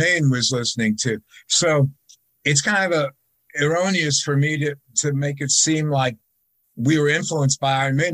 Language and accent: English; United States; we're from America